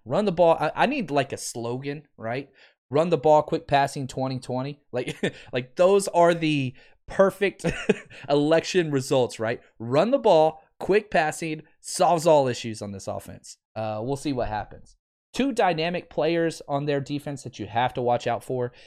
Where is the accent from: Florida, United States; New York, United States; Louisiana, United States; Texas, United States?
Texas, United States; Fort Worth; also born or lived in Dallas; I'm from Dallas, Fort Worth. Uh, grew up on the Fort Worth side.